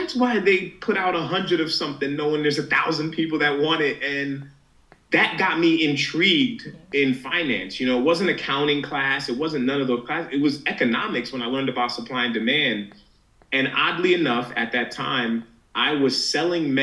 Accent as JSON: {"language": "English", "town": "New York City", "region": "New York", "country": "United States", "tie": "born or raised there", "said": "First generation Nigerian, born in Queens, New York."}